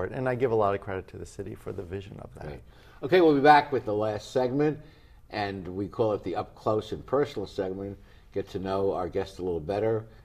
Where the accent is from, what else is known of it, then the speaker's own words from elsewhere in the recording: New York City, New York, United States; well, I come from New York. I think you do also.